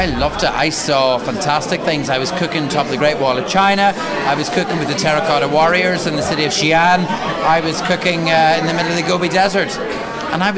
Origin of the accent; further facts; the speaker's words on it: County Armagh, Northern Ireland, United Kingdom; Growing up in County Armagh, and I grew up in the middle of Orchard County